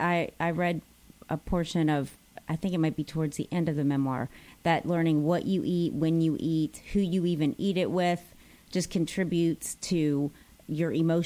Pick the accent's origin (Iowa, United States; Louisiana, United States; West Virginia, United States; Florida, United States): Louisiana, United States; New Orleans; I'm from New Orleans.